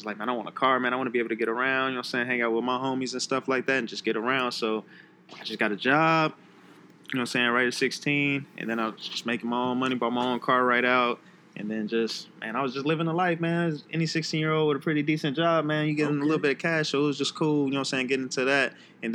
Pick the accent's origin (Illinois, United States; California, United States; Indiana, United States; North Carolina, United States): Illinois, United States; Chicago; also born or lived in Park Forest, Illinois / Riverdale, Illinois; I was born in Chicago, University of Chicago Hospital